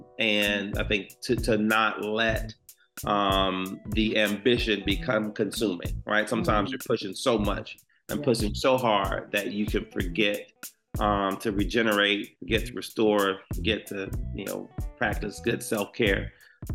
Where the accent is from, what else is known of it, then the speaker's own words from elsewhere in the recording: United States; I grew up in Washington Park, which was not so great neighborhood